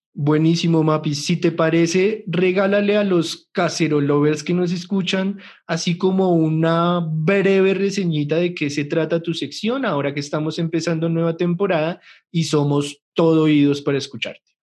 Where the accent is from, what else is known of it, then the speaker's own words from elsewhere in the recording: Colombia; nos merecemos tanto vivir acá y vivir bien, porque es nuestro puto país